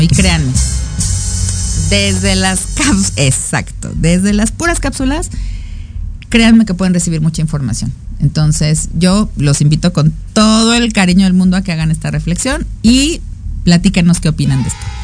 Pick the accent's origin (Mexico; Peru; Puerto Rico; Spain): Mexico; yo también soy mexicana